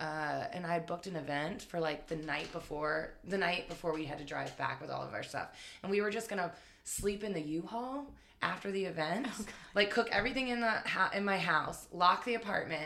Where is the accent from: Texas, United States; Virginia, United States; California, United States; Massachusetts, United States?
Virginia, United States; Richmond; also born or lived in Northern Neck, Virginia; I'm from Richmond. I was born at Henrico Doctors Hospital.